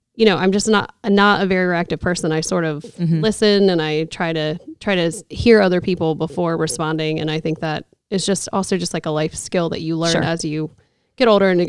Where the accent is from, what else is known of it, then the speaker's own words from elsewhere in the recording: Norfolk, Virginia, United States; moved away as an adult; also born or lived in South Carolina; So I grew up in Norfolk, Virginia. I'm a military brat